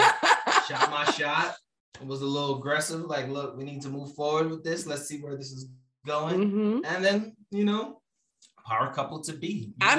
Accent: New York City, New York, United States; I'm from Brooklyn.

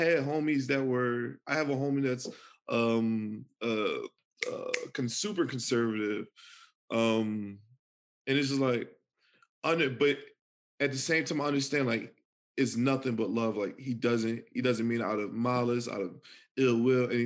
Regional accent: Philadelphia, Pennsylvania, United States; I'm from Philly. Like, it's real. Like, I'm from the hood

